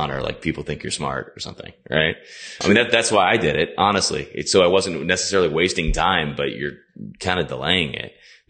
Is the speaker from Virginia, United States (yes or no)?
yes; Virginia, United States; also born or lived in Miami; So we're from Virginia.